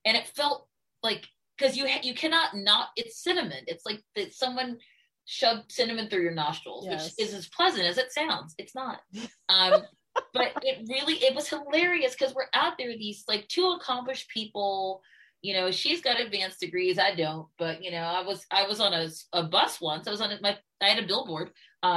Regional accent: Baltimore, Maryland, United States; what we had growing up in Baltimore as African Americans

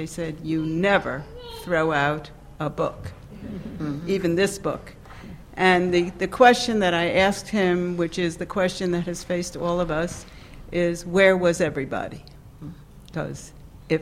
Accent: New York, United States; moved away as an adult; also born or lived in the South; born and bred in New York

